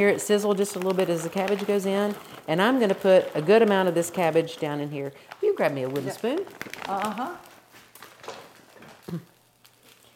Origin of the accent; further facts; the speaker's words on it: the South, United States; I'm not Irish, but I'm Southern